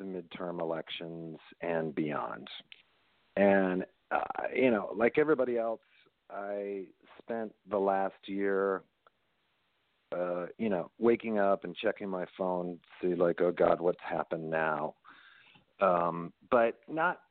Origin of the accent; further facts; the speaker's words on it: Dayton, Ohio, United States; also born or lived in Ann Arbor, Michigan / New York; now in Los Angeles, United States; Born in Ann Arbor and raised up in Dayton, Ohio